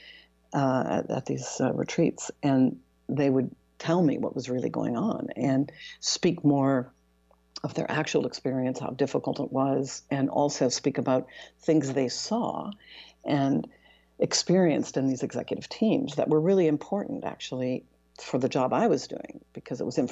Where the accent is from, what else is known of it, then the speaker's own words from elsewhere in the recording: Canada; moved away as an adult; also born or lived in Toronto, Canada / Europe; now in Seattle, United States; I'm Canadian, I was based in Toronto and then ultimately based in Europe